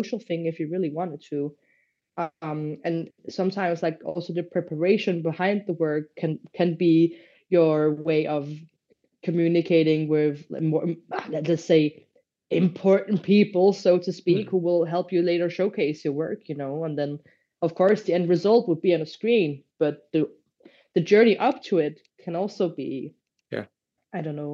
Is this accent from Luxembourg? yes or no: yes; Luxembourg; now in Denmark; where I grew up in Luxembourg, it's very different country from Denmark